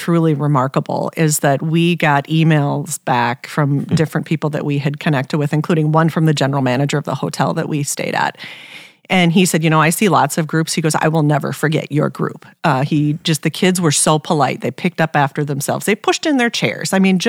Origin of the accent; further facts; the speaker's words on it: South Dakota, United States; we're this group from South Dakota, and we're competing against groups from all over the country, a lot of bigger communities.